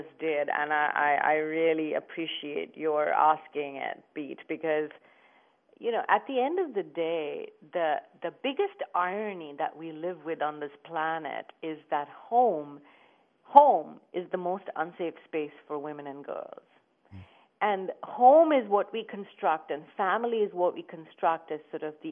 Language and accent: English; India; moved away as an adult; now in United States; when I was growing up in India